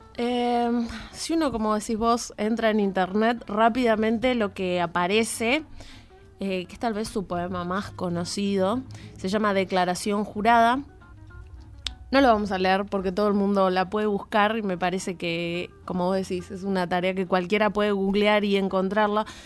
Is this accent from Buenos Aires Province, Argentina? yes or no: yes; Jáuregui, Buenos Aires Province, Argentina; Yo, siendo de Luján, yo soy de Jauregui específicamente